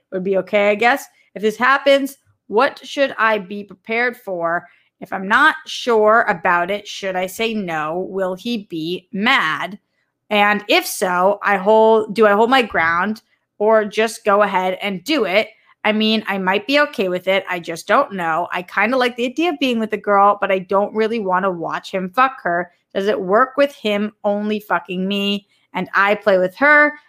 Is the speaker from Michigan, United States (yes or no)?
no; Boston, Massachusetts, United States; accent: Bostonian; The way that I say dot com is, like, such a Bostonian